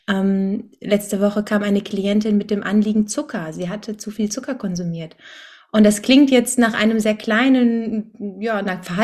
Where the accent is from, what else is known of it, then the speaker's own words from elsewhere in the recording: Cologne, North Rhine-Westphalia, Germany; Ähm, aus Köln, wohne hier in meiner Heimatstadt